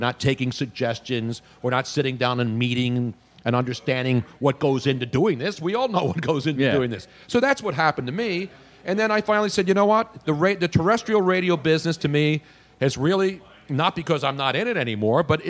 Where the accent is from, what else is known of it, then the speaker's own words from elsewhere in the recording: Philadelphia, Pennsylvania, United States; moved away as an adult; also born or lived in Los Angeles; Philly. This is my hometown.